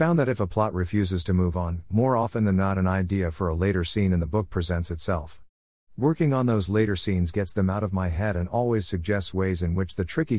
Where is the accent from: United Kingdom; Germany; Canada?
United Kingdom; now in United States; I'm a British author living in NW, Ohio with my wife, fellow author Cynthia Matthews.